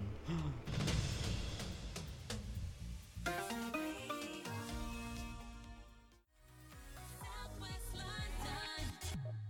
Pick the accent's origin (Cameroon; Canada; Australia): Australia; I'm Australian